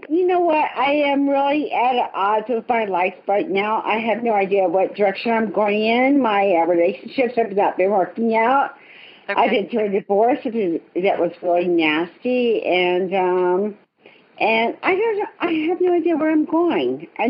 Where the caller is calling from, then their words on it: Salt Lake City, Utah, United States; I am calling from Salt Lake City, Utah.